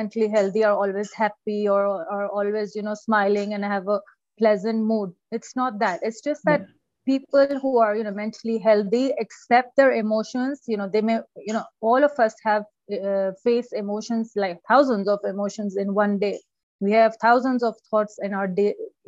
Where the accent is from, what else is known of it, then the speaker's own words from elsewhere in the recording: Pakistan; moved away as an adult; also born or lived in United Kingdom; now in Iran; I'm originally from Pakistan. And then I went to UK for my master's, and now I'm living in Iran for the past 14 years.